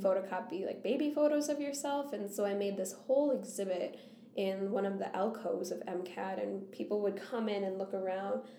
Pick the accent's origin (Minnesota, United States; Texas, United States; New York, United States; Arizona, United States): Minnesota, United States; Scandia; also born or lived in Bogota, Colombia / Wisconsin; they brought me to Scandia, Minnesota